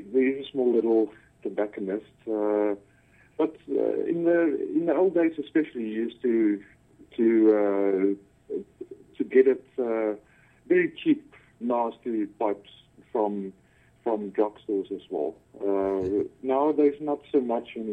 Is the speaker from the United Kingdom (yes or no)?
no; South Africa; also born or lived in Cape Town; born and bred in South Africa, all the way.